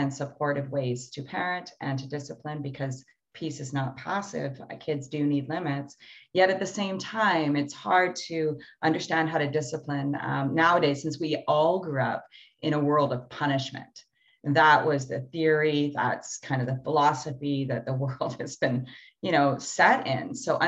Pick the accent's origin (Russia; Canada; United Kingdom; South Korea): Canada; the way that we grew up in Canada now and our history that brought this here.